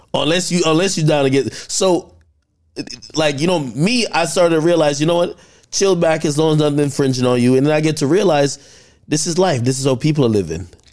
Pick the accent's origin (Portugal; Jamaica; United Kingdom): Jamaica; now in United States; growing up in Jamaica